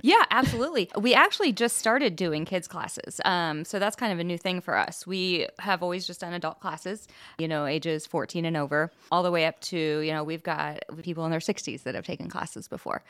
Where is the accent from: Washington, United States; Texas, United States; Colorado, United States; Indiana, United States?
Indiana, United States; Anderson; I live in Anderson. I grew up in Anderson